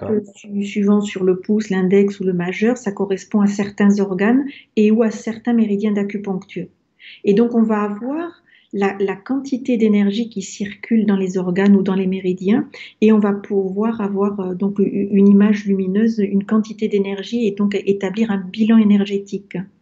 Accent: France

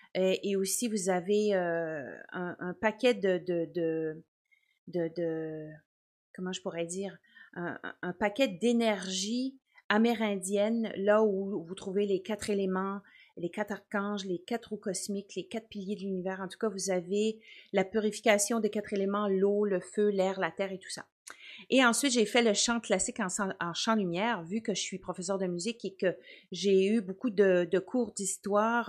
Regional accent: Quebec, Canada; now in New Brunswick, Canada; j'habite au Nouveau-Brunswick. Ça, c'est juste la province à côté du Québec. mais je suis native du Québec

